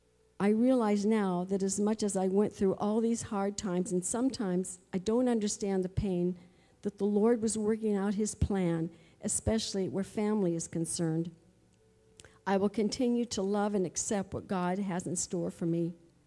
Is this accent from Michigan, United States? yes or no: yes; Flushing, Michigan, United States; Growing up in Flushing, Michigan, I went to church with my mom, and later on my own, I rode on the church bus with a friend.